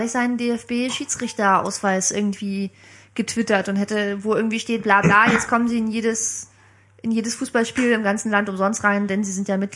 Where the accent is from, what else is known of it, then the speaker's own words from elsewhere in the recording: Bremen, Germany; also born or lived in Dresden; now in Berlin, Germany; Ich bin in Dresden geboren, 86, aber ich bin Groß, zum großen Teil in Bremen aufgewachsen. 13 Jahre bin ich da zur Schule gegangen und dann bin ich vor acht Jahren nach Berlin gezogen zum Studium.